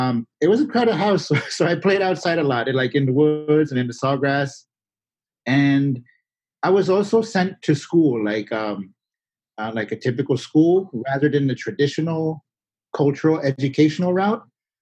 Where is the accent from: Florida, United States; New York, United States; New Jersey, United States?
Florida, United States; Miccosukee Reservation, Everglades, west of Miami; first language Miccosukee; English is a second language; I grew up on the Miccosukee Reservation that's located in the Everglades, the River of Grass area. So it's just west of Miami.